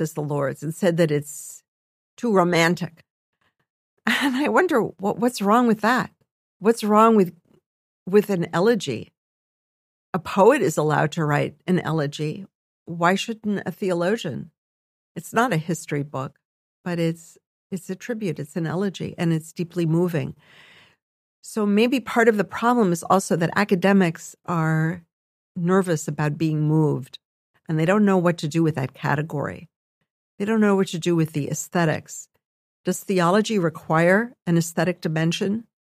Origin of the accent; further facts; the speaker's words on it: United States; we as Jews in America